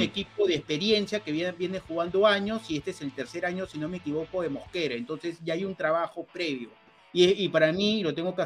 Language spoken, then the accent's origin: Spanish; Peru